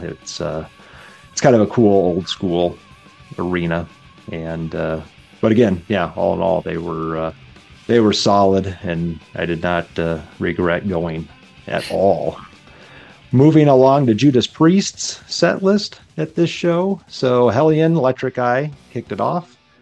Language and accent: English; Nebraska, United States; we're all from Nebraska